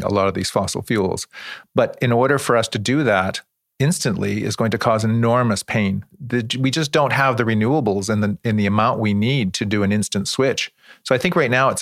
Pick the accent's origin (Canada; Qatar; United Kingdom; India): Canada; Nlaka'pamux Nation, South Central British Columbia; we are from the Intlacatam, which is in central interior British Columbia, South Central BC.